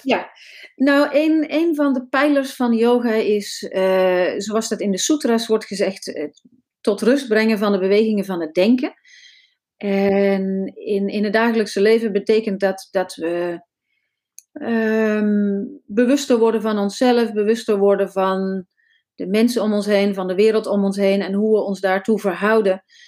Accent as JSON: {"language": "Dutch", "region": "North Brabant", "country": "Netherlands", "moved": "yes", "said": "ik kom uit Brabant en eh, daar voelde ik me niet zo thuis, dus ik ben verhuisd lang geleden."}